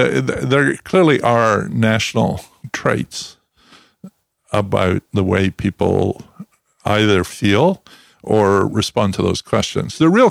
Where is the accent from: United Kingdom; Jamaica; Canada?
United Kingdom; Scotland; now in New Jersey, United States; you know, I grew up in Scotland.